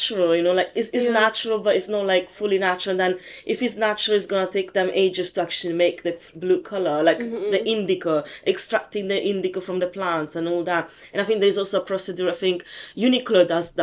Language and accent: English; Italy; now in London, United Kingdom; I was born and raised in Italy, and my heritage is Indian